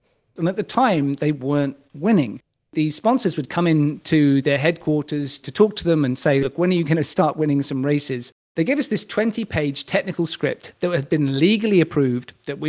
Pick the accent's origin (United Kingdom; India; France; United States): United Kingdom; a British male